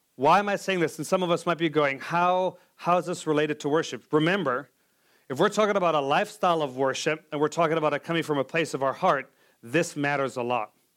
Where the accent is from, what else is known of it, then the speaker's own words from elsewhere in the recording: South Africa; moved away; I'm from South Africa as well